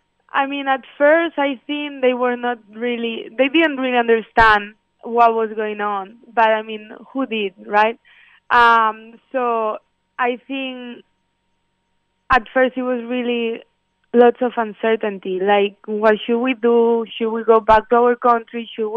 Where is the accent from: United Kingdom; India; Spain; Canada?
Spain; now in United States; like I'm from Spain, and back then over there, people were dying over there, like a lot.